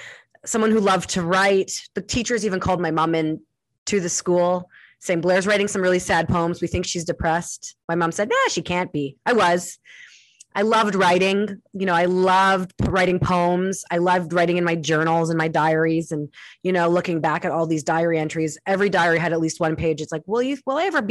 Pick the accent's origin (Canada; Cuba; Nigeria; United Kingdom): Canada; Winnipeg, Manitoba; moved away; going back to my hometown in Winnipeg